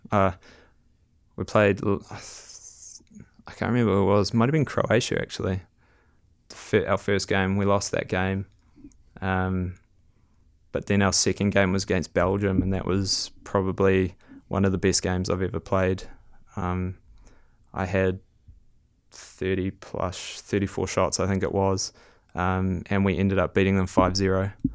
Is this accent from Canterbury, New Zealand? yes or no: no; Whangarei, Northland, New Zealand; I grew up in Whangarei up north